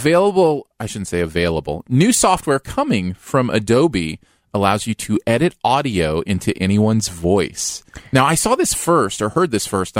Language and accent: English; Ohio, United States; when I was a kid growing up in Ohio.